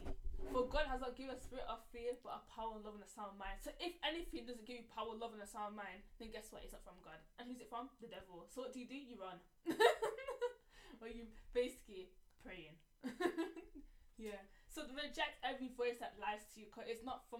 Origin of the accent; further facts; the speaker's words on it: United Kingdom; we're sisters. Like, yeah, and we're from the UK